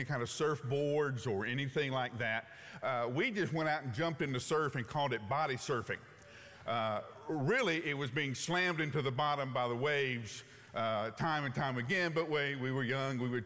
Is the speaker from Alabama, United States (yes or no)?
yes; Huntsville, Alabama, United States; moved away; I grew up in Alabama